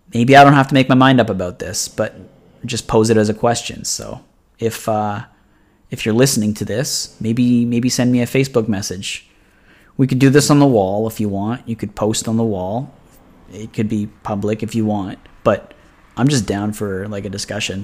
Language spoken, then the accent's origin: English; Oshawa, Ontario, Canada; I'm from Oshawa